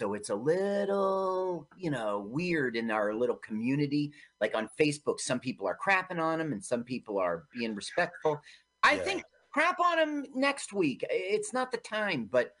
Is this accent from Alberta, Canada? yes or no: no; Milton, Ontario, Canada; Yeah, I grew up in Milton, Ontario, and it was obviously Kleinburg, that house.